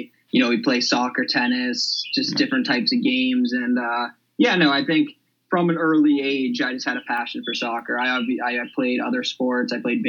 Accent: Needham, Massachusetts, United States; And just Needham, it's kind of an athletic town

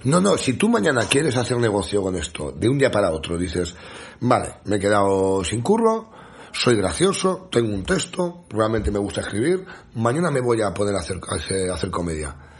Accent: a small village in the Sierra de Madrid, Community of Madrid, Spain; yo en mi pueblo, yo soy un pueblo muy pequeñito de la Sierra de Madrid

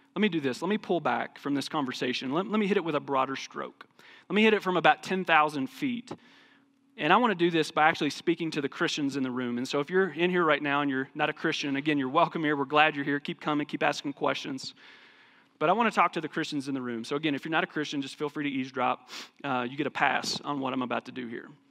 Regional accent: United States; Sometimes being an American is a curse to our faith

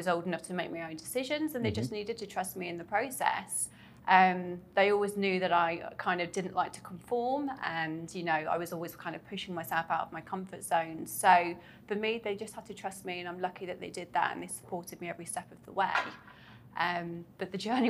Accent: Coventry, West Midlands, United Kingdom; moved away as an adult; now in Dubai, United Arab Emirates; I'm from the UK, right in the middle, called Coventry. It's near Birmingham

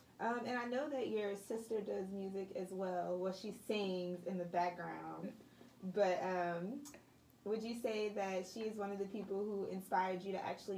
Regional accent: New Orleans, Louisiana, United States; I'm from West Bank

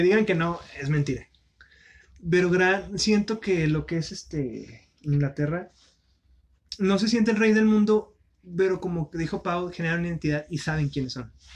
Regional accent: northern Mexico, Mexico; los norteños

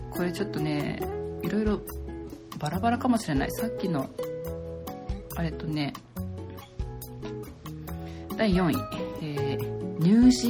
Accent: Japan; 私たち日本人ってね、

